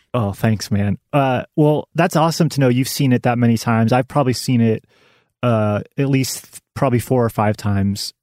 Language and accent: English; Western Kansas, United States; moved away; I'm originally from Western Kansas, small town in Western Kansas.